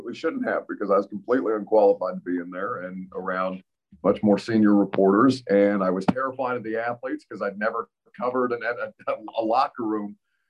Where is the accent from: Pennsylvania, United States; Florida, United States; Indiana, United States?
Indiana, United States; I come from Indiana